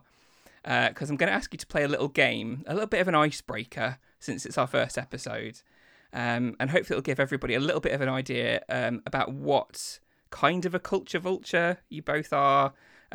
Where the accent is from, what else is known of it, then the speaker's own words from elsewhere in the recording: Lincoln, East Midlands, United Kingdom; also born or lived in Grimsby; I was born in Lincoln, moved to Grimsby and then moved back to Lincoln.